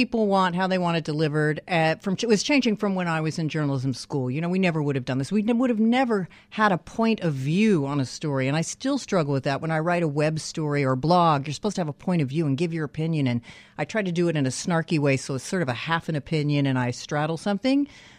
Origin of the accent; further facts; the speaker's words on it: Canyon Country, California, United States; Canyon Country.